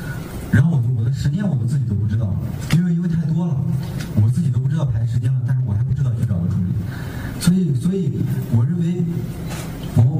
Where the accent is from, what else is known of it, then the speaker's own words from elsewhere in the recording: Shandong, China; 因为我我是一个山东人，我是吃面食的，我不知道在座的有多少吃面食的。但我我在外外地呢，我就会有一个特别痛苦的痛苦的点，就是我吃不到我我我我小的时候吃的那个味道，那个面食。